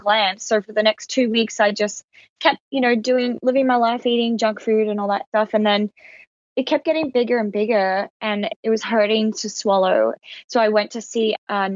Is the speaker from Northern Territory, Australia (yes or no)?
yes; Alice Springs, Northern Territory, Australia; I grew up in Alice Springs, which is in outback Australia